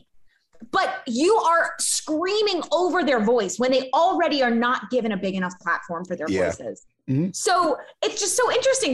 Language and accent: English; Baton Rouge, Louisiana, United States; I grew up in Baton Rouge